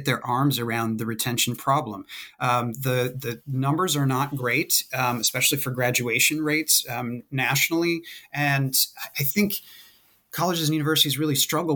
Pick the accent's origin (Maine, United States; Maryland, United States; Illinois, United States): Maine, United States; moved away as an adult; also born or lived in West Virginia; I'm originally from Maine, and I wanted to go away to college somewhere